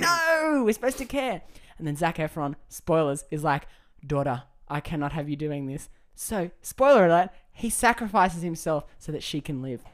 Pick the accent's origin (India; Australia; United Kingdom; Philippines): Australia; I am Aussie